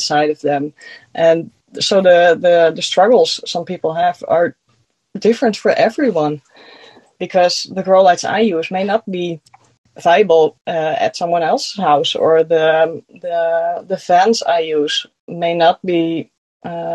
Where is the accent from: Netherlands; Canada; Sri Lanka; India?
Netherlands; accent: Dutch; first language Dutch; English is a second language; I'm from the Netherlands. That's why I have an accent.